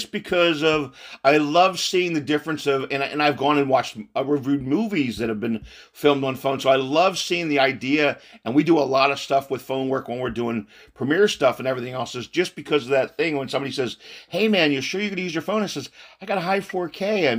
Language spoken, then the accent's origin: English; San Antonio, Texas, United States; I'm originally a Texas San Antonio boy.